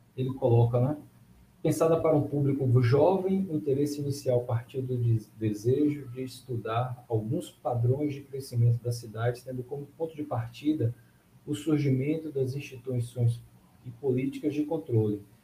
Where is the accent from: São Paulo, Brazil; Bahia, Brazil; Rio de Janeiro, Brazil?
Bahia, Brazil; para mim também, que sou baiano, essa referência nordestina